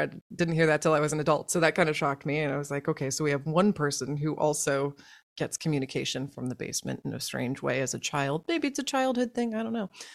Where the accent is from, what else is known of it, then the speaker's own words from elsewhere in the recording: Tulsa, Oklahoma, United States; I grew up in Oklahoma, in Tulsa, Oklahoma